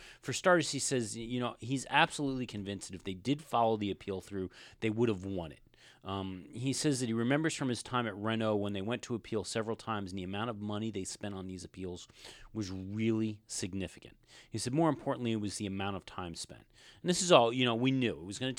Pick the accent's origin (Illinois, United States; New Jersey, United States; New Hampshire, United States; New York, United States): New Jersey, United States; and I grew up in New Jersey.